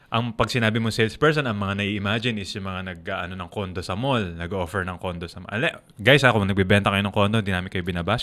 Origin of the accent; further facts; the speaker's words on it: Philippines; Ako as a Filipino